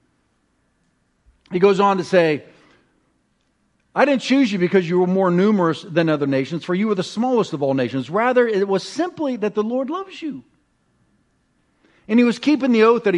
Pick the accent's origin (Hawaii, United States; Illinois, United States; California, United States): California, United States; Ramona